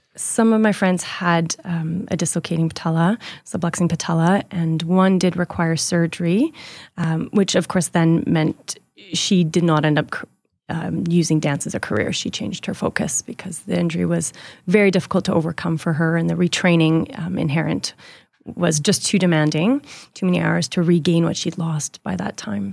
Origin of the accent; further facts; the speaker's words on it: Edmonton, Alberta, Canada; I was born here in Edmonton.